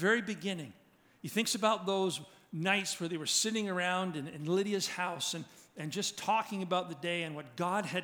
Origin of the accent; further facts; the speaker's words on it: Georgetown, Ontario, Canada; Growing up in Georgetown, it was a very WASPy community.